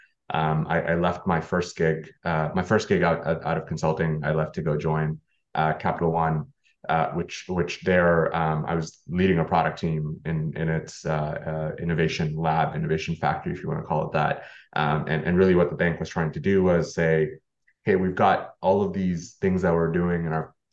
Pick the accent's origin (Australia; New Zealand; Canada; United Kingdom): Canada; now in United States; actually being Canadian myself, in the US